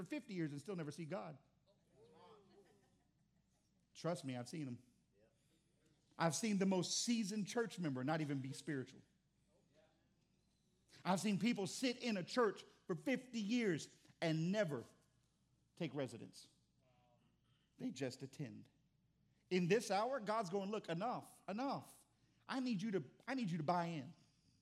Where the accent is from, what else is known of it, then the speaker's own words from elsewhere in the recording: Texas, United States; I'm from Texas